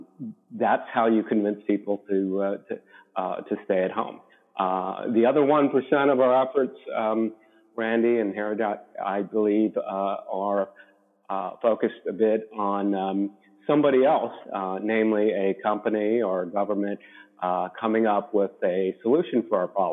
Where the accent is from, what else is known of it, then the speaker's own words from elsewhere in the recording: Maryland, United States; moved away as an adult; also born or lived in Ithaca, New York; now in San Diego, United States; Grew up in Maryland